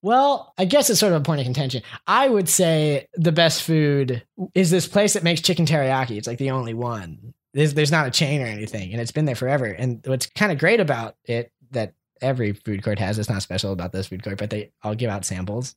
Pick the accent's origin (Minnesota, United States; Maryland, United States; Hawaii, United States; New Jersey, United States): Maryland, United States; Columbia; moved away; where I grew up was in Columbia